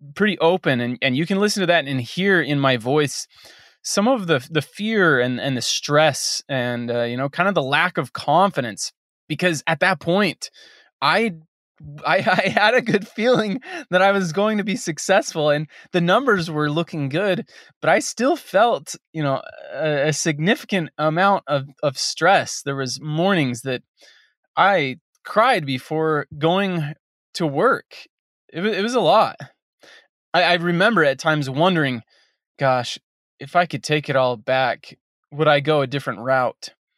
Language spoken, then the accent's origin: English; Western United States, United States; I grew up in the Western United States